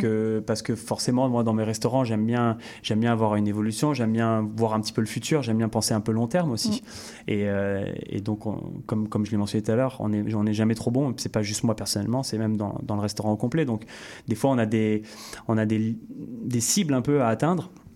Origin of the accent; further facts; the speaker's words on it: France; now in Canada; revenir un peu sur, sur ma terre natale